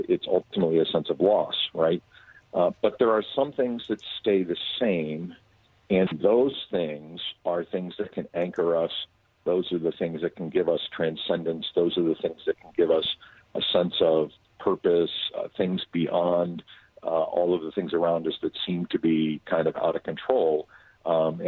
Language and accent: English; Philadelphia, Pennsylvania, United States; moved away; growing up in Philadelphia